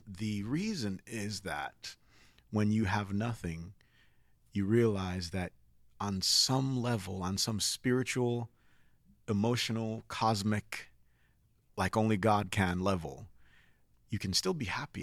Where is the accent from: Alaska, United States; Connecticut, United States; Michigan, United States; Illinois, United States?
Connecticut, United States; also born or lived in Nigeria; I grew up in Connecticut